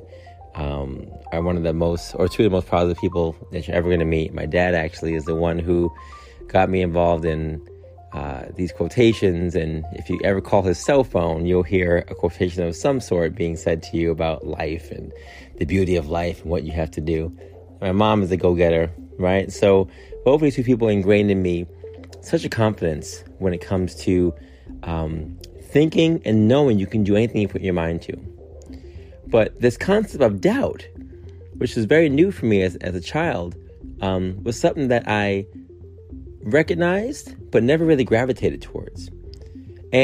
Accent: New York City, New York, United States; growing up in Queens, Far Rockaway

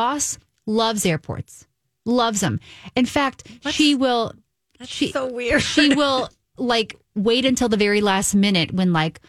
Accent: Southern Indiana, United States; because I'm from Southern Indiana, so it's like Tornado Alley area.

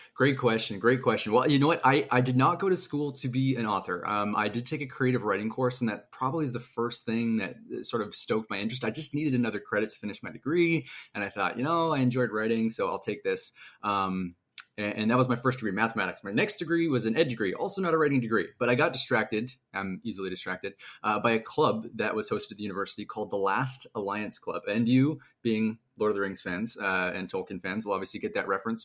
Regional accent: Canada; I am a Canadian author

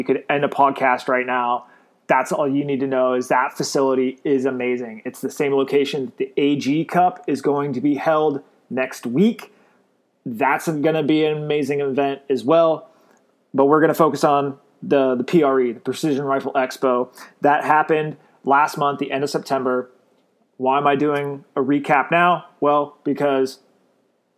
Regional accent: Glendale, Arizona, United States; now in Northwest Florida, United States; I was born and raised in Glendale, Arizona. I currently live in Northwest Florida

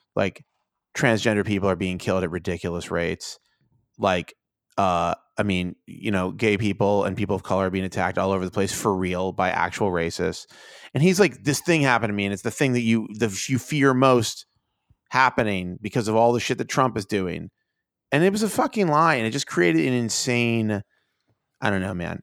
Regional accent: United States; I'm an American

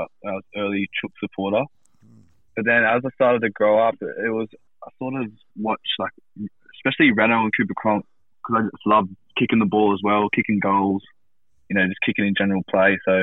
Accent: Marrickville, New South Wales, Australia; So I'm a proud Matcherville boy. Yeah, grew up in Matcherville, played for Matcherville Tigers

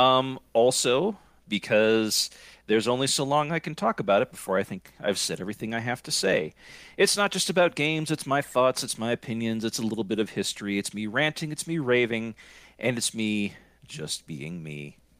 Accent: Scranton, Pennsylvania, United States; moved away; I am originally from Scranton, Pennsylvania

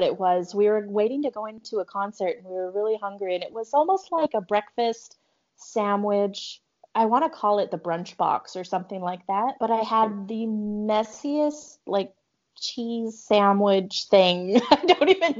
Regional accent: Hilo, Hawaii, United States; moved away as an adult; now in Portland, United States; I'm from Hilo, Hawaii. I was born and raised on the Big Island of Hawaii.

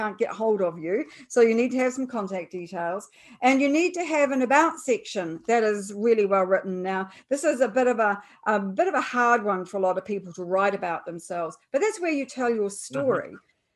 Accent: New Zealand; I'm a New Zealander, apart from my accent, of course

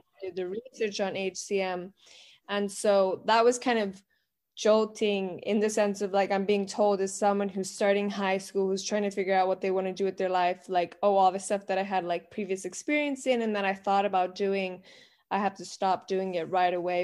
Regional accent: Miami, Florida, United States; we are originally from Miami, Florida

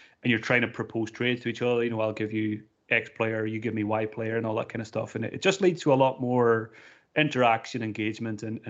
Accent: Donegal, Ulster, Ireland; I'm from Donegal in Ireland

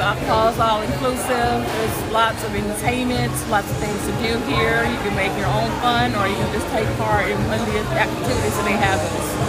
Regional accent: Tennessee, United States; I'm from Tennessee.

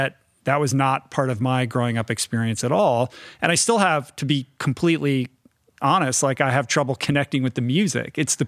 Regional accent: Washington, District of Columbia, United States; But I grew up in Washington, D.C., but I grew up kind of in an inside the beltway.

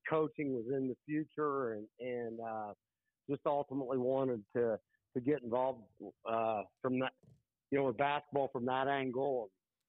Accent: Muncie, Indiana, United States; I grew up outside of Muncie. I went to Yorktown High School, played football and basketball.

